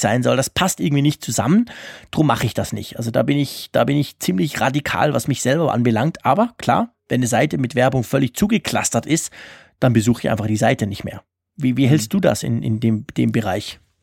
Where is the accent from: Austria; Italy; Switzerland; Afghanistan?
Switzerland; bei uns in der Schweiz